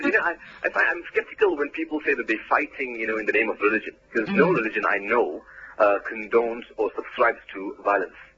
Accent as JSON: {"language": "English", "country": "South Africa", "said": "I'm a Muslim first, and after that, I'm an Indian South African."}